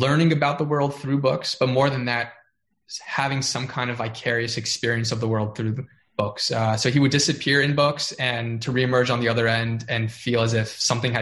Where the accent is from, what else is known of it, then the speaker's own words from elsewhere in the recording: South Florida, United States; moved away; I grew up in South Florida. I've never lived anywhere else before that point